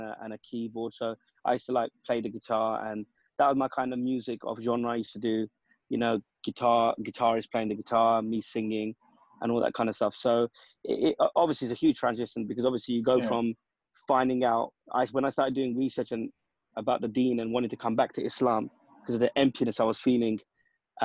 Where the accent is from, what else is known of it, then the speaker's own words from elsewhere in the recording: United Kingdom; we're British-born lads